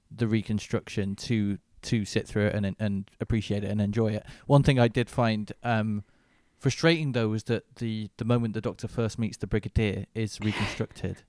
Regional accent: Manchester, North West England, United Kingdom; in my hometown of Manchester

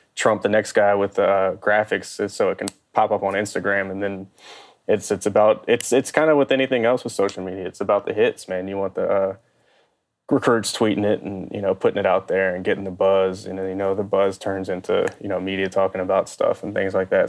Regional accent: Baton Rouge, Louisiana, United States; I grew up in Baton Rouge

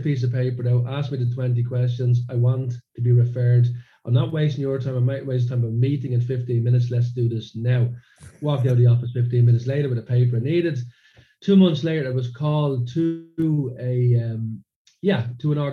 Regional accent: Dublin, Leinster, Ireland; now in Sweden; growing up in a suburb of Dublin.

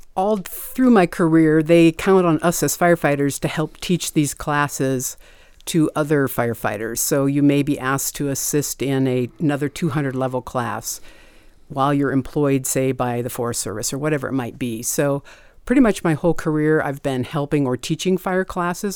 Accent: Montana, United States; I was born and raised in Montana

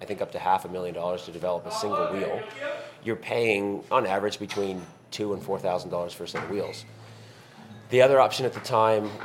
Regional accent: Dartmouth, Nova Scotia, Canada; moved away as an adult; now in Las Vegas, United States; We're identical twin brothers. We were born and raised in Dartmouth, Nova Scotia, Canada.

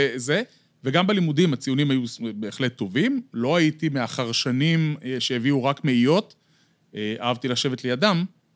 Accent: Bat Yam, Tel Aviv District, Israel; נולדתי בעיר, גדלתי בעיר, אני דור שלישי בבת ים

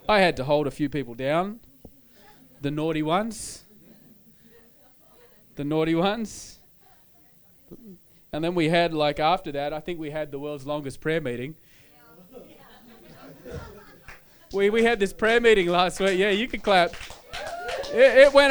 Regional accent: Australia; I'm Australian, I'm from Australia, I have an Australian culture, Australian background.

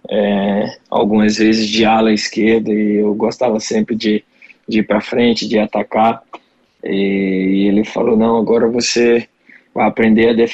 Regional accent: Porto Calvo, Alagoas, Brazil; Desde da, quando estava lá na minha cidade chamada Porto Calvo, Alagoas, que, que tinha esse sonho de, ser um jogador de futebol.

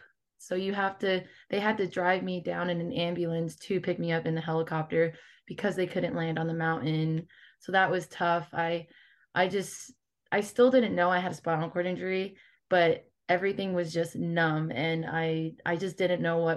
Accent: Las Vegas, Nevada, United States; my hometown of Las Vegas

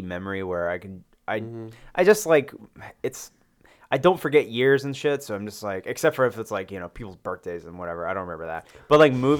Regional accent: Loganville, Georgia, United States; moved away as an adult; also born or lived in Atlanta, Georgia; I was born in Atlanta. When I was six, we moved to Loganville, which is an hour east. It's like pretty much directly between Athens and Atlanta. And then when I went to college, I moved back to Atlanta and stayed there.

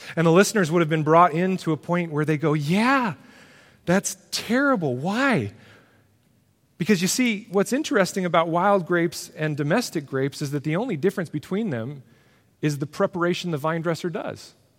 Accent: United States; who we are as Americans

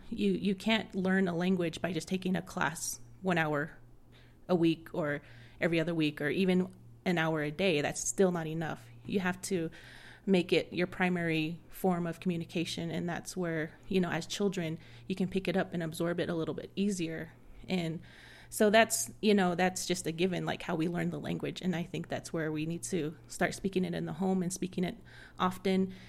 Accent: Window Rock, Arizona, United States; growing up in Wendell Rock, Arizona

